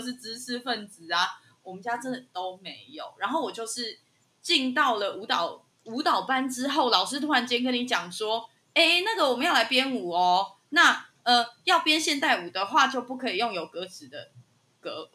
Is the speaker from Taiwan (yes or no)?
yes; Zhongli, Taoyuan, Taiwan; 我们就是现在，你知道，变成什么桃园市里面的中立区